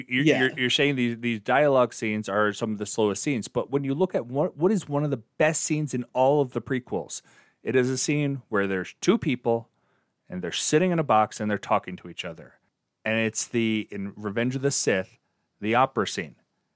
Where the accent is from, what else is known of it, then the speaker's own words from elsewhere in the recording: Long Island, New York, United States; I'm from Long Island.